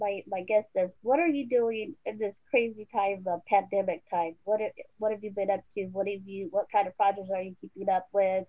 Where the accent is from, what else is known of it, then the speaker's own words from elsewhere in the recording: South Bay, California, United States; now in Oxnard, United States; Well, I wasn't born in California, but yeah, lived here all my life, basically.